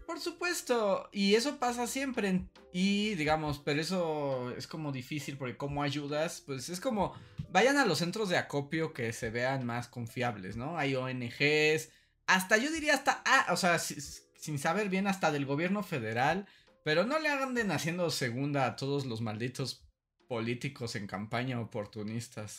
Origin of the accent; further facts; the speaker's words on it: Mexico; mi historia de niño mexicano en Acapulco